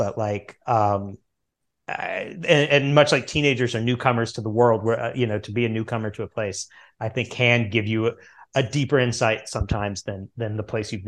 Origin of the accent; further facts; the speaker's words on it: the Ozarks, United States; But I come from the Ozarks and you know, I, at one point in my career, I used to work with a very unpleasant man